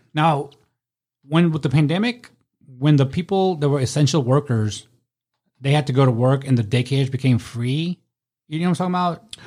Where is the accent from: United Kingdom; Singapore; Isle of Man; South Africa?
South Africa; now in United States; I was born in South Africa.